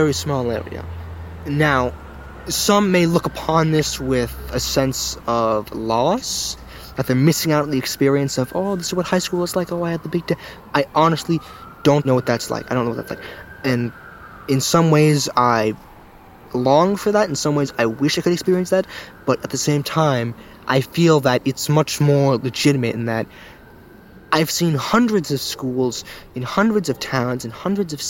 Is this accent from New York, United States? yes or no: yes; New York City, New York, United States; Where I live and where I've grown up, where I've spent most of my time, I would say, was in Queens.